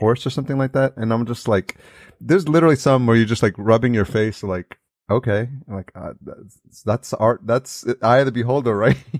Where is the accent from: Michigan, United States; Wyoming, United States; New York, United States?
New York, United States; Yonkers; now in California, United States; I grew up in Yonkers, which is just outside